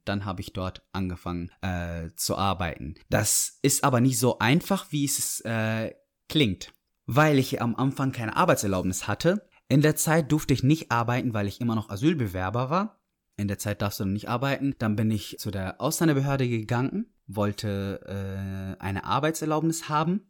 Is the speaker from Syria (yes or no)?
yes; Syria; German is a second language; moved away as an adult; now in Dortmund, Germany; Ich komme aus Syrien, bin 24